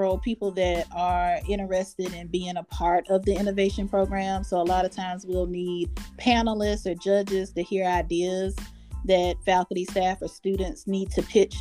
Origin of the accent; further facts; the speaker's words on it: Earhart, South Carolina, United States; I'm from Earhart, South Carolina, very small town.